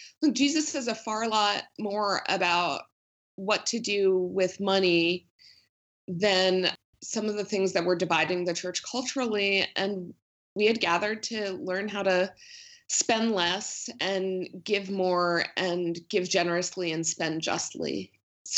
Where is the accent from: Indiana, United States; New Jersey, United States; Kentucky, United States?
New Jersey, United States; moved away; I grew up in New Jersey